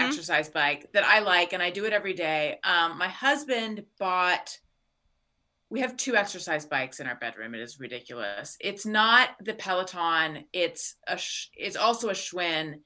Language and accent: English; Orange County, California, United States; born or raised there; also born or lived in Claremont / Costa Mesa / New York; now in Los Angeles, United States